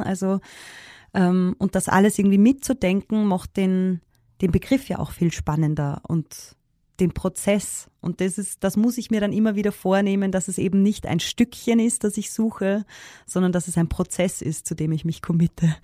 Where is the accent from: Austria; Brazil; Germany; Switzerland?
Austria; Upper Austria; accent: Upper Austrian dialect; ich bin in Oberösterreich geboren. Also ich äh, mache meine Musik eben auch im oberösterreichischen Dialekt